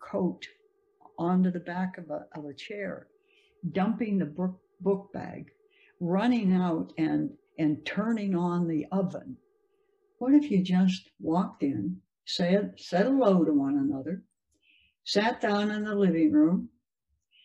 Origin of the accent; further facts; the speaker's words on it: United States; as an American